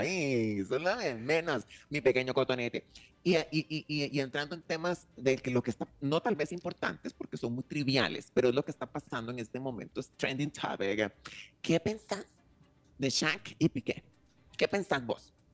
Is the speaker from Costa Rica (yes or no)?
yes; Costa Rica; yo, desde aquí, siendo costarricense